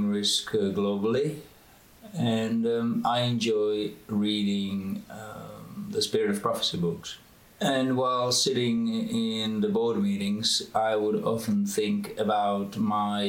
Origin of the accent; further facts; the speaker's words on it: Czechia; moved away as an adult; also born or lived in United States / Oxford, England / London, England / Boston, United States; now in Romania; I was born in the Czech Republic, and when I was 18, I went to study to America.